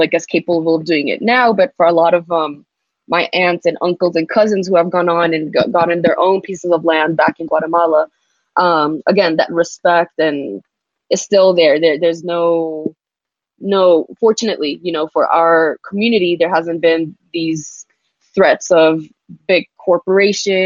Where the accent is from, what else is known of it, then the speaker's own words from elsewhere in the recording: New York City, New York, United States; also born or lived in Abu Dhabi; I was specifically born and raised in Jamaica, Queens.